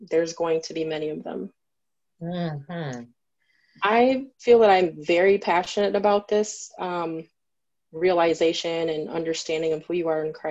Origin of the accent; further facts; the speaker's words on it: Grand Rapids, Michigan, United States; also born or lived in Saginaw, Michigan; I'm from here in Michigan. I was born in Saginaw, Michigan, and I grew up here in Grand Rapids